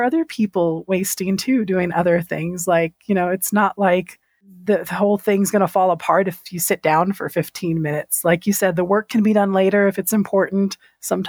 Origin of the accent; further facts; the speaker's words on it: San Antonio, Texas, United States; I come from San Antonio, which is predominantly Hispanic, Latinx. We're mostly Mexican